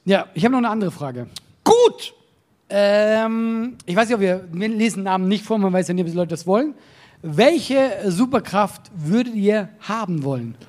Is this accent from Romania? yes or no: no; Solothurn, Switzerland; Bei uns äh, in Solothurn, das ist unsere Stadt, wo ich herkomme